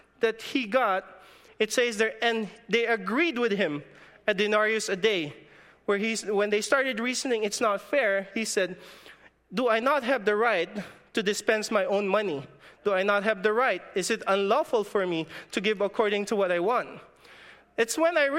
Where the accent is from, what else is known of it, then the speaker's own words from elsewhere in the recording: Philippines; moved away; In my hometown in the Philippines, our economy is agriculture.